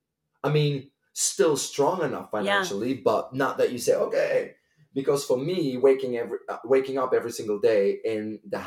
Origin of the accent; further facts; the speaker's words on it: Bruges, Flanders, Belgium; also born or lived in Copenhagen / New York / Dubai / Milan; now in Barcelona, Spain; So I've been living everywhere, but I'm originally from Bruges and I still consider Bruges kind of like my home because I never lived anywhere else more than 3 years. So now I've been living in Barcelona for 3 years